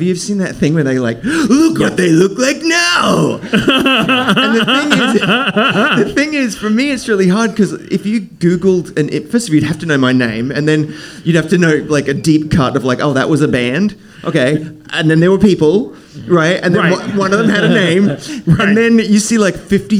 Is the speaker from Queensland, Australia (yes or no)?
yes; Brisbane, Queensland, Australia; So I grew up in Brisbane, Australia, which it's an amazing city, and it's a smaller